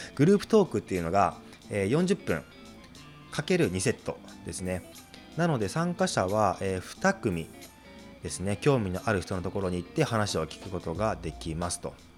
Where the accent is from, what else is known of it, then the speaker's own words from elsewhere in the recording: Chiba, Japan; moved away as an adult; 地元の千葉県にあるのであれば